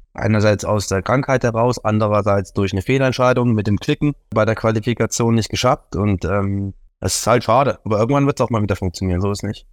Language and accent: German; Thuringia, Germany